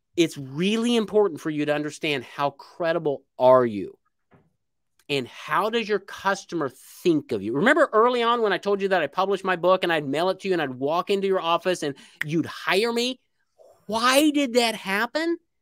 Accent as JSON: {"language": "English", "region": "Indiana", "country": "United States", "tie": "born or raised there", "moved": "as an adult", "lives_now": "Little Rock, United States", "said": "I was born in Indiana, I moved to Little Rock, Arkansas"}